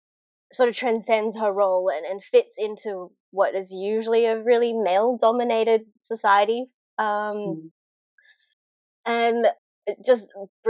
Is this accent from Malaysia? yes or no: yes; Malaysia; now in Australia; I didn't grow up in Australia. I grew up in Malaysia